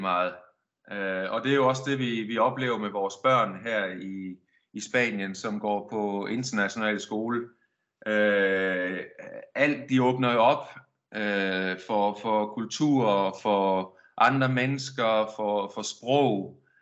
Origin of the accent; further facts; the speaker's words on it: Denmark; moved away as an adult; also born or lived in Silkeborg / Verona / Milan / Birmingham; now in Spain; jeg har boet hele mit liv, hele min opvækst, der har jeg været i Danmark